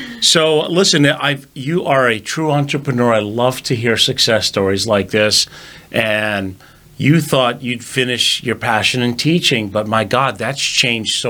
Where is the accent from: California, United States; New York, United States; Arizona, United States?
New York, United States; I'm a New Yorker